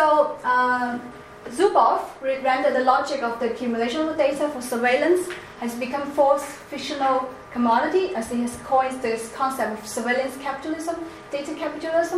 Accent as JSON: {"language": "English", "country": "China", "accent": "Chinese", "said": "my accent, like Chinese accent"}